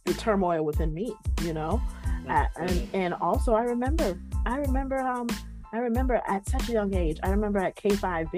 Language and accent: English; United States; I'm from the kingdom before I associate with myself that I'm from America